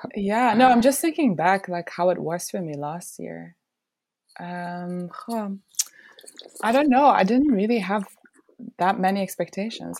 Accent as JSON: {"language": "English", "country": "Belgium", "moved": "yes", "said": "I'm originally from Belgium"}